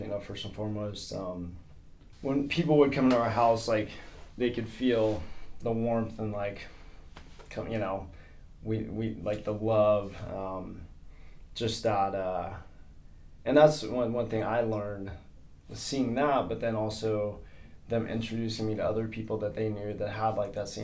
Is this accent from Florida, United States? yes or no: yes; Sanford, Florida, United States; I was born in Sanford, Florida.